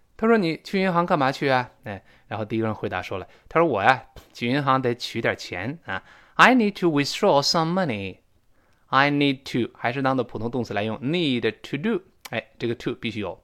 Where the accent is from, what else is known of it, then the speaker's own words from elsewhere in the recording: China; now in Sydney, Australia; 我们大陆这边儿说普通话